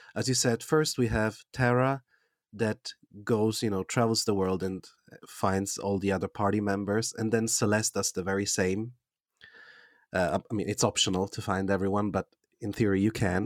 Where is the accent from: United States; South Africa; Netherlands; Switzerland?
Switzerland; English is a second language; I am from Switzerland